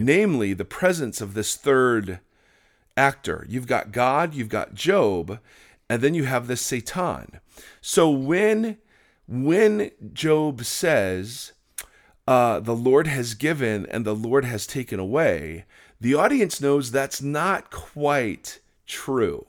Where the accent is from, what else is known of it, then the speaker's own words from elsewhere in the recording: Midwest, United States; as white kids growing up in the Midwest